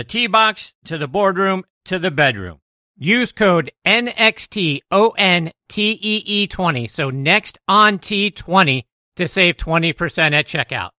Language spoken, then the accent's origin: English; Pittsburgh, Pennsylvania, United States; moved away; my hometown of Pittsburgh